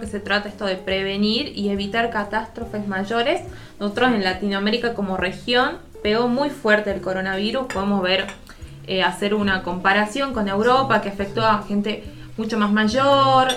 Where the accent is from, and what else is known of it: Argentina